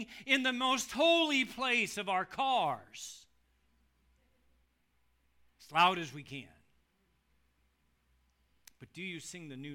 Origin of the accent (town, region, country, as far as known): United States